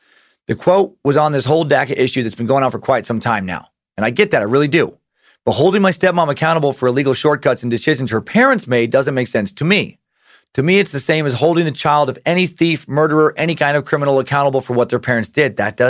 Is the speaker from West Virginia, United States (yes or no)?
no; Georgia, United States; I was born and raised in Georgia. I still live here to this day.